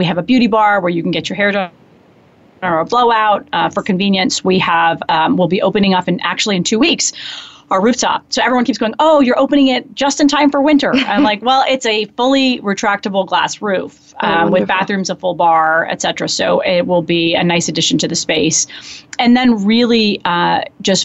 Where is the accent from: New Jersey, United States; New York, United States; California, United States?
New Jersey, United States; Matawan; moved away as an adult; also born or lived in Ohio; we grew up in New Jersey. I mean, the bulk of my childhood spent there.